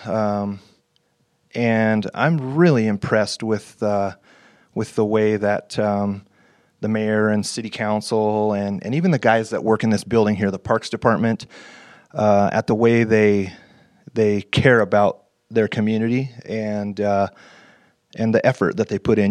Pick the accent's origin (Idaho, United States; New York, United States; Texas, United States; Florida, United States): Idaho, United States; North; Right here in, uh, North Idaho